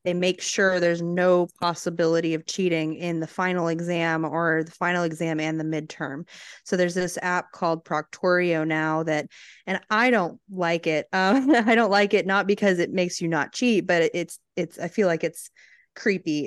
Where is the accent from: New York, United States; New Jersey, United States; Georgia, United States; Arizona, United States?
Arizona, United States; now in Texas, United States; growing up in Arizona